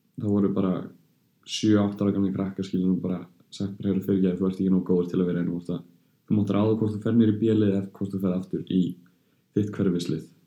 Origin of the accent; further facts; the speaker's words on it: Belgium; moved away; ég ólst náttúrulega upp hjá toppklubbi í Belgíu